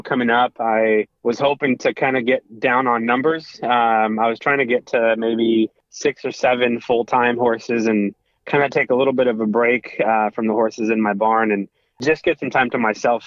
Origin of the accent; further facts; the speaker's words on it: Woodburn, Oregon, United States; also born or lived in Portland, Oregon; And so I grew up in Woodburn, Oregon, and went to high school there